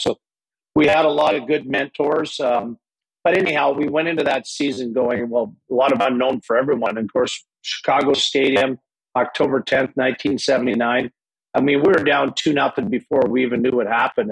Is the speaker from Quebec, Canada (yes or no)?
yes; Lachute, Quebec, Canada; moved away; also born or lived in Hawkesbury, Ontario; I changed my birthplace to Lachute, Quebec, because I, I grew up in Lachute.